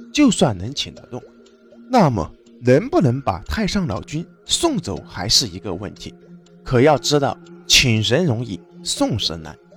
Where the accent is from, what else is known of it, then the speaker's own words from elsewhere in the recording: China; 我们中国有着道教